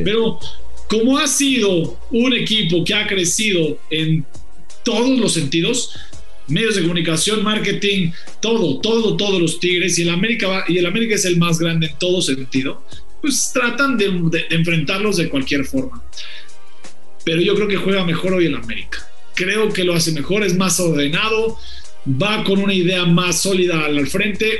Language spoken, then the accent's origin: Spanish; Mexico; mi país